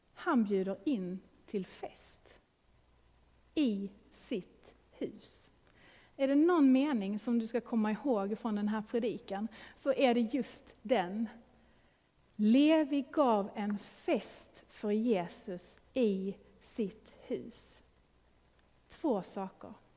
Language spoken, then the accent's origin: Swedish; Sweden; now in Gothenburg, Sweden; vi är ju svenskar, Eh, lever i en svensk kultur.